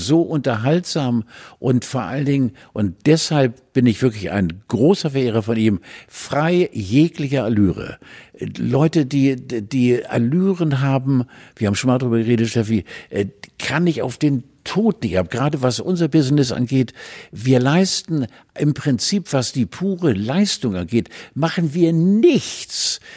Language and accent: German; Pomerania, Mecklenburg-Vorpommern, Germany; Ich komme ja auch aus Pommern.